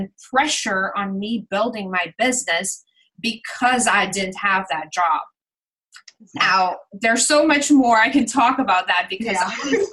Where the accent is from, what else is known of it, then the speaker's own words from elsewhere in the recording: Curaçao; first language Papiamento; English is a second language; I'm from Curacao. It is a Dutch Caribbean island on the southern side of the Caribbean